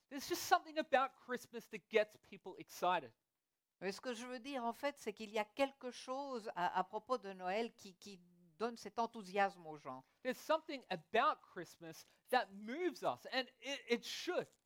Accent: Australia; French is a second language; Et je pense qu'une des raisons, c'est parce que vu que j'ai grandi en Australie, il fait toujours trop chaud là-bas.

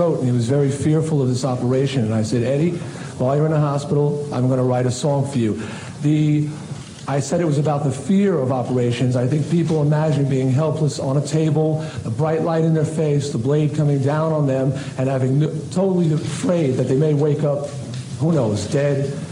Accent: Long Island, New York, United States; my hometown newspaper on Long Island

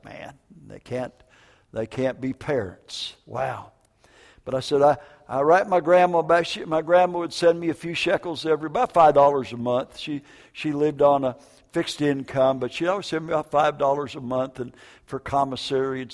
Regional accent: Minneapolis, Minnesota, United States; also born or lived in Vancouver, Washington / northern Wisconsin; northern Wisconsin and Minneapolis, Minnesota

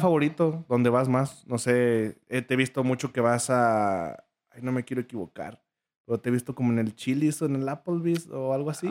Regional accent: Michoacán, Mexico; moved away; cuando voy con mis papás a Michoacán, a, mi pueblo

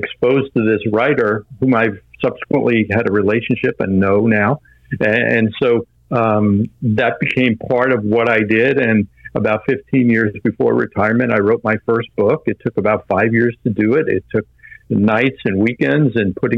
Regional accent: Long Island, New York, United States; I was born on Long Island

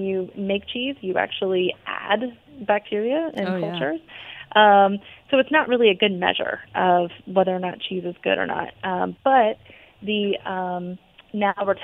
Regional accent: Georgia, United States; we are in the South. We're from Georgia.

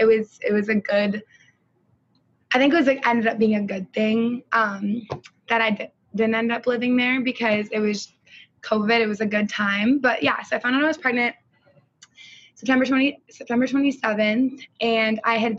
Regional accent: Stillwater, Minnesota, United States; I'm from Stillwater, and I was born and raised here.

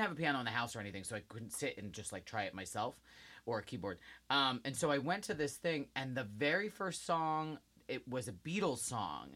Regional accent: New Jersey, United States; I'm from Jersey

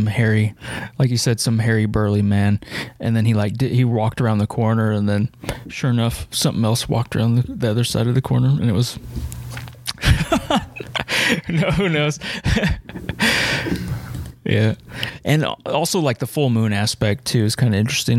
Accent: United States; me on the American side

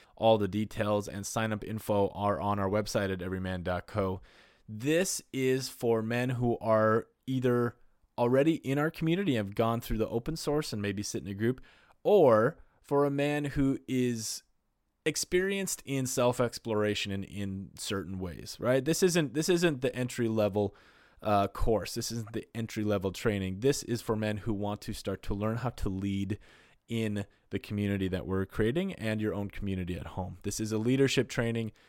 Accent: North Dakota, United States; I'm from North Dakota in the Midwest

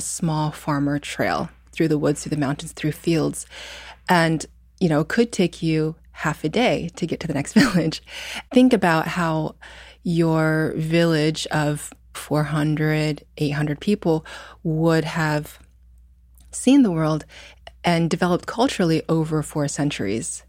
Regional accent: Indiana, United States; moved away; also born or lived in New York; I grew up in Indiana

